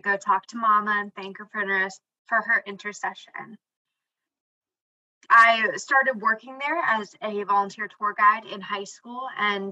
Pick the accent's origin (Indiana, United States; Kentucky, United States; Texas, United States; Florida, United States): Florida, United States; St. Johns; I am from San Juan del Rio Catholic Parish in St. John's, Florida